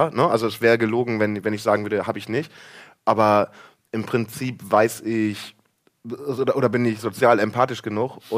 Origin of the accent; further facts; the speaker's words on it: Germany; Also ich bin halt Friese eigentlich, ne?